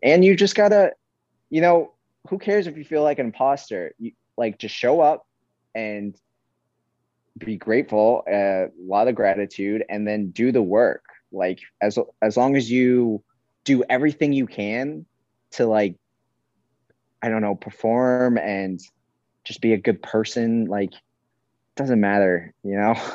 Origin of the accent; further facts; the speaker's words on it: New York, United States; now in Hawaii, United States; I'm from New York